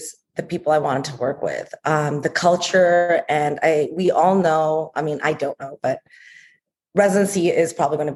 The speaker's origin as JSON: {"language": "English", "town": "Toronto", "region": "Ontario", "country": "Canada", "tie": "born or raised there", "accent": "Canadian", "moved": "yes", "said": "I'm also from Toronto, Canada."}